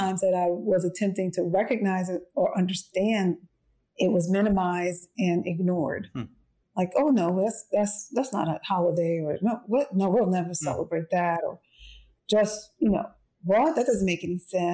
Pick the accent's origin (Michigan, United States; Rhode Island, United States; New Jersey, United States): New Jersey, United States; East Orange; I'm from East Orange, New Jersey. That's where I'm from.